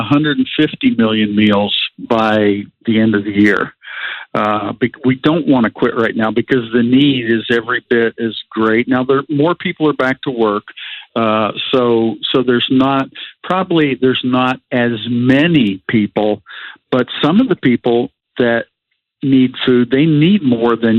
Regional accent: New Castle, Pennsylvania, United States; I grew up in just outside Pittsburgh, Pennsylvania, in Newcastle, PA.

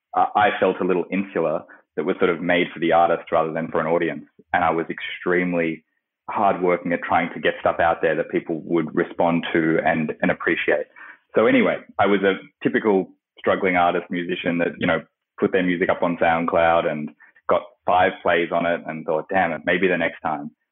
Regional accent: Australia; I grew up in Australia, where I am at the moment

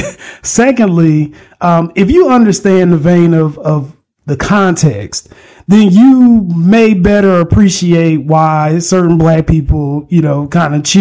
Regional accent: North Carolina, United States; I'm from North Carolina

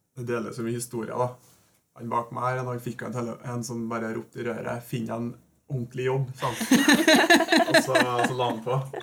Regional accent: Norway; Vi er jo nordmenn

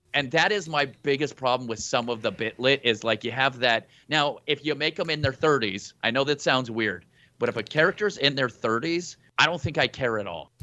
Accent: New Mexico, United States; I'm from New Mexico and my accent is very weird

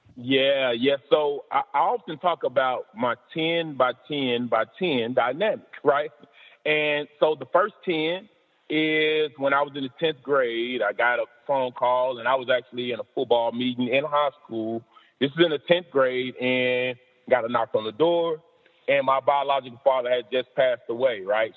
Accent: Decatur, Alabama, United States; moved away; also born or lived in Mississippi; I've had to defeat several obstacles growing up in Decatur, Alabama

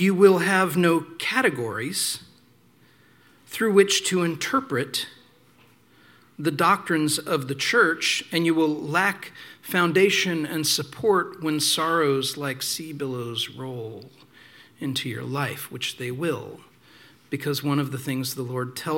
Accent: small town Indiana, United States; I also started going to this charismatic church down the street because in small town Indiana, there weren't a lot of choices

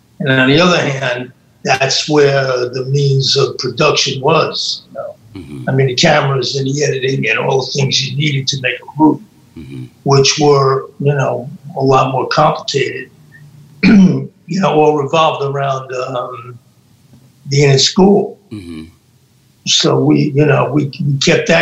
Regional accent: New York City, New York, United States; now in Rome, Italy; I spent like the first maybe 8-9 years there, you know. Then I moved. We moved to upstate New York

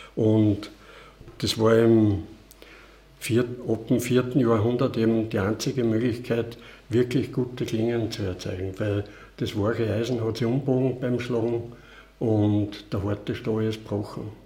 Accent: Palfau, Styria, Austria; also born or lived in Vienna; aufgewachsen bin ich in Balfa

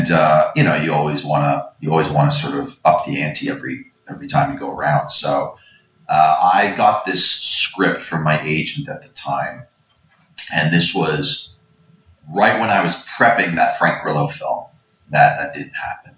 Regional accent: Canada; And as a Canadian

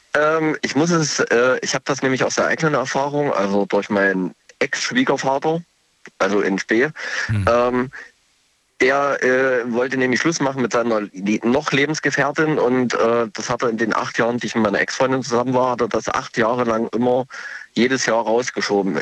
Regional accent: Leipzig, Saxony, Germany; ich komme aus Leipzig, beziehungsweise ich bin nur gerade in Baden-Württemberg zu Besuch

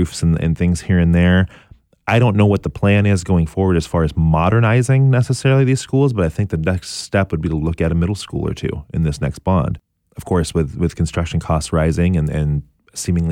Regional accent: Portland, Oregon, United States; I'm from Portland, born and raised. I went to Franklin High School

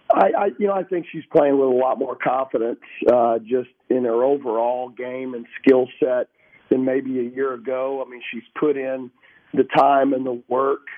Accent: Texas, United States; moved away; growing up in Texas

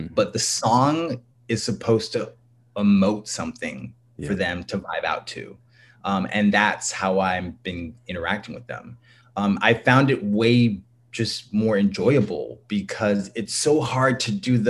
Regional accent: San Jose, California, United States; I'm from San Jose, California. I'm from the Bay Area and, yeah, but Southern roots. Both my family's from like Louisiana and Texas, so definitely got that. But yeah, I'm a Cali boy

